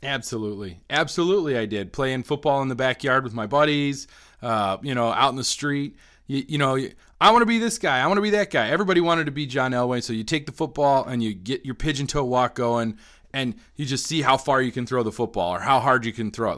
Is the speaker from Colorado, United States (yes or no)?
yes; Colorado, United States; kids growing up in Colorado in the eighties and nineties.